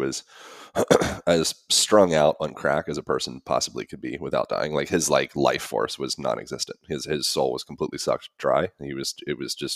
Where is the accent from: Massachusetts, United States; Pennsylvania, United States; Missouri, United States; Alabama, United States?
Pennsylvania, United States; Lancaster; Lancaster, Pennsylvania.